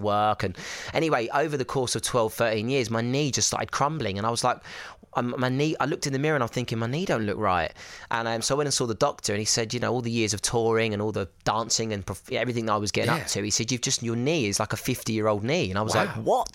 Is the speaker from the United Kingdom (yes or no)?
yes; Essex, East of England, United Kingdom; I'm from Essex